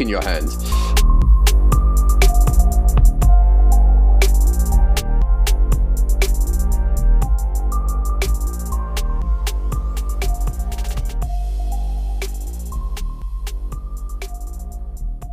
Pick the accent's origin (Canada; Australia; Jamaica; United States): Australia; Sydney, New South Wales; also born or lived in Melbourne, Australia; I'm originally from Australia. I grew up in Sydney and I spent a lot of time working and living in Melbourne